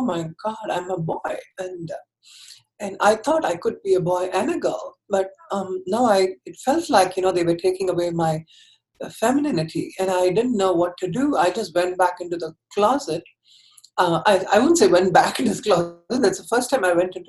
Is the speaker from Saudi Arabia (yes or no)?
no; Chennai, Tamil Nadu, India; I grew up in Chennai, which is the southern part of India.